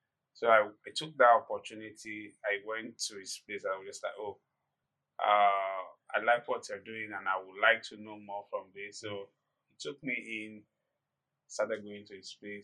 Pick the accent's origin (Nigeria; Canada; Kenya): Nigeria; Ibadan, Oyo; Growing up in Ibadan, in the interior part of Ibadan